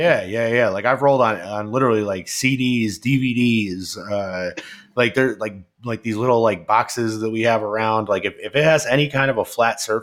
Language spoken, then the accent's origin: English; Albany, New York, United States; I was from Albany